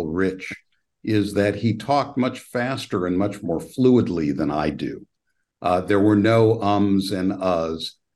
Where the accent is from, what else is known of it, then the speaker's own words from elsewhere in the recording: Petaluma, California, United States; I was actually born in Petaluma, California